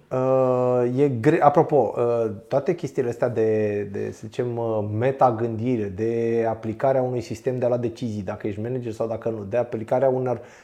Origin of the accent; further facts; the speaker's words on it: Pitești, Argeș, Romania; Eu sunt din Pitești